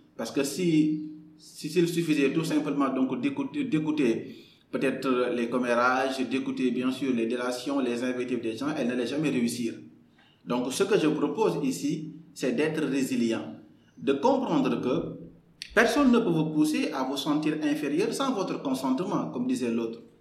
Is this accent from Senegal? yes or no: yes; Kaolack, Senegal; moved away as an adult; also born or lived in Dakar; je suis né le 15 mars 1991 à Kaolack. Euh, j'ai grandi à Kaolack, j'ai tout fait à Kaolack